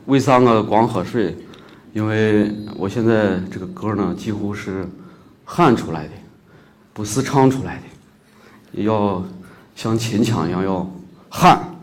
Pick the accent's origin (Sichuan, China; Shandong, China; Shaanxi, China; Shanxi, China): Shaanxi, China; accent: Shaanxi dialect; first language Shaanxi dialect; moved away; also born or lived in Beijing; 我家也是，呃，那方土地的人，呃，从小在那个地儿长大